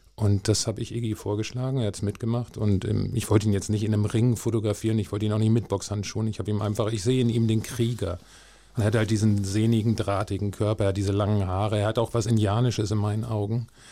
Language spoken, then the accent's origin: German; Hanover, Lower Saxony, Germany; also born or lived in Barsinghausen; ich bin in Hannover aufgewachsen